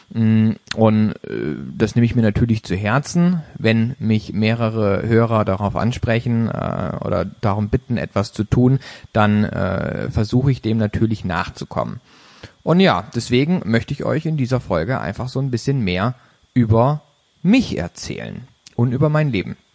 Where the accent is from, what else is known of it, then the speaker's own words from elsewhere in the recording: Baden-Baden, Baden-Württemberg, Germany; geboren 31.01.1985 in Baden-Baden, einem kleinen Dorf in der Nähe äh, von Baden-Baden. Und zwar äh, komme ich also somit aus dem Süden Deutschlands.